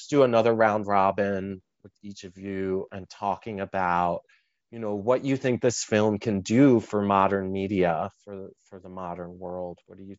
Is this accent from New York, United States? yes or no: yes; New York City, New York, United States; I grew up in the fifth borough of New York City, where McCall actually lives. So I'm a Staten Island. I'm a very proud New Yorker.